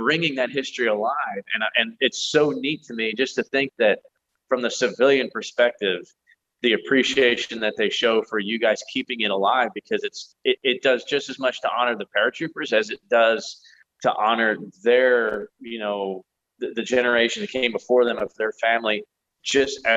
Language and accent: English; United States; us as American reenactors